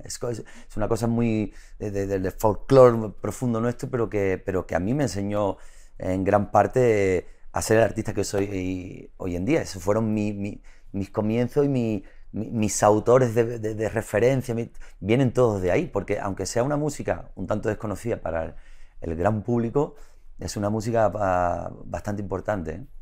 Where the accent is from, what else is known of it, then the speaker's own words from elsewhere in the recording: Isla Cristina, Andalusia, Spain; La Cristina, que es mi pueblo, que es un pueblo de mar